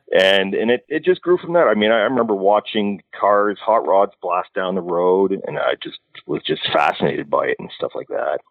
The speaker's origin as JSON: {"language": "English", "region": "Alberta", "country": "Canada", "tie": "born or raised there", "said": "I grew up in Alberta"}